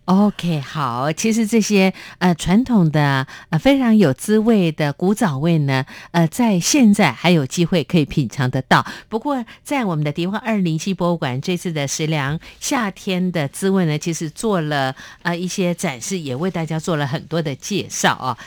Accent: Minxiong, Chiayi County, Taiwan; moved away as an adult; 我老家在，呃，嘉义的打猫民雄

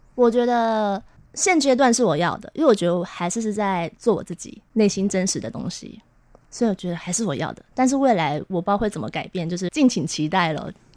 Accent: Taipei, Taiwan; 对，台北人， 一看就知道。 怎么说？ 怎么说？台北小孩啊，因为我是，我是台北老人啊。

